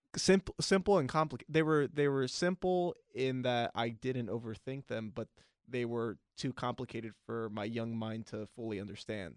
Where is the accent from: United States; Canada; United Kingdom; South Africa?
United States; Long Beach, California; we both grew up in, uh, Northside Long Beach